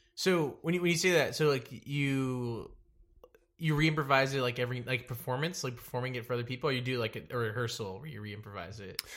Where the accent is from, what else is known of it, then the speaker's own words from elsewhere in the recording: Dallas, Texas, United States; I'm from Dallas